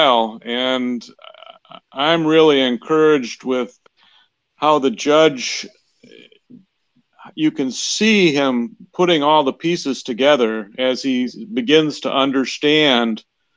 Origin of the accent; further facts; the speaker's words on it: Wisconsin, United States; I'm from Wisconsin